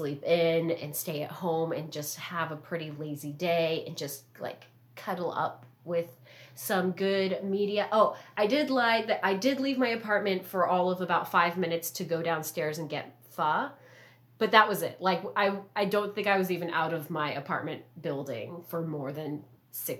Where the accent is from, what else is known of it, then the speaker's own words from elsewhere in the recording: Southern California, United States; growing up in Southern California